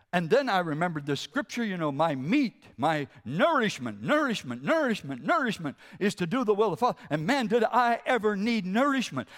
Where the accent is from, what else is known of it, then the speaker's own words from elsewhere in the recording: Carleton County, New Brunswick, Canada; also born or lived in Monticello, Maine; now in Moncton, Canada; I'm from New Brunswick, Carlton County